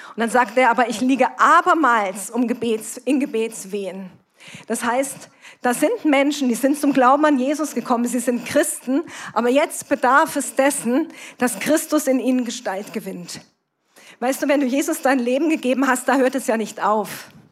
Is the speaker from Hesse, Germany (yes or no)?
yes; Kassel, Hesse, Germany; komme ich aus Kassel, bin verheiratet, wir haben zwei erwachsene Kinder